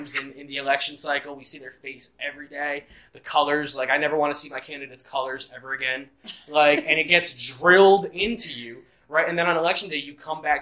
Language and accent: English; New Jersey, United States; I'm from New Jersey.